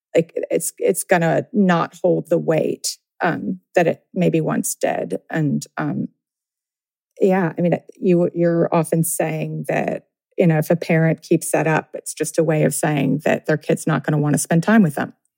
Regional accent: Tennessee, United States; I grew up in Tennessee

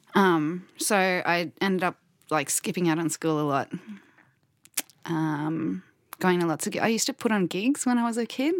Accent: Queensland, Australia; we're from Queensland

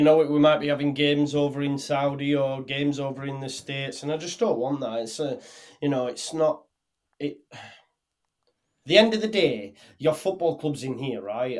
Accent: Halifax, Yorkshire and the Humber, United Kingdom; We stayed in Bolton, Burnley and Halifax, which was my hometown

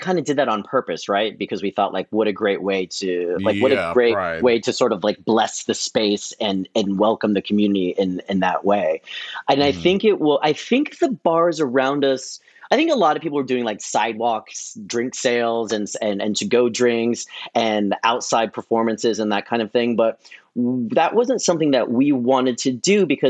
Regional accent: San Francisco, California, United States; moved away as an adult; now in New York, United States; I was DJing and doing events in San Francisco, where I'm from.

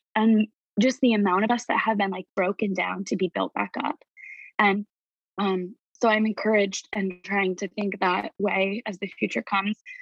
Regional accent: Indiana, United States; moved away as an adult; also born or lived in New York; I never expected moving back to my hometown.

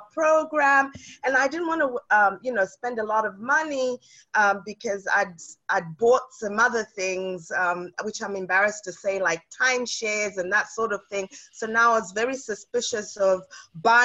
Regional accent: United Kingdom; also born or lived in South Africa; now in Boston, United States; I'm originally from South Africa, but I grew up in the United Kingdom

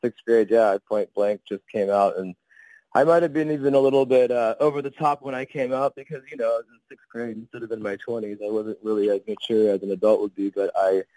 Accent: Sacramento, California, United States; I am from Sacramento, California

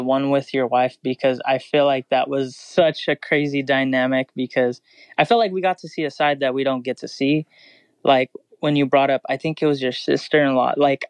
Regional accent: Fresno, California, United States; Fresno, California.

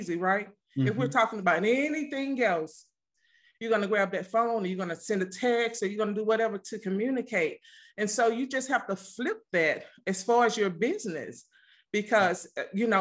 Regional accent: Mississippi, United States; moved away; I'm from the country. I'm actually originally from Mississippi

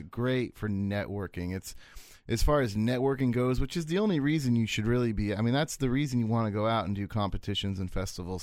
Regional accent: United States; I'm American.

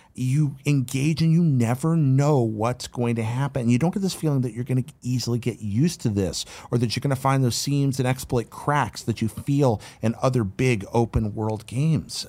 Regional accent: North Carolina, United States; where I grew up in North Carolina

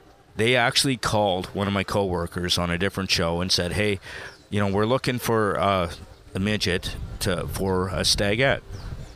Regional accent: Taber, Alberta, Canada; now in Edmonton, Canada; I grew up in Tabor, Alberta.

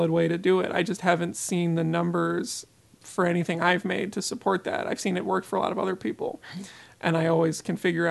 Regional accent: Philadelphia, Pennsylvania, United States; growing up in Philadelphia

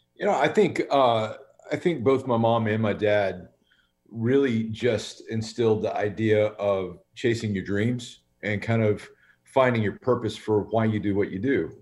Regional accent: Birmingham, Alabama, United States; We were raised in Birmingham, Alabama

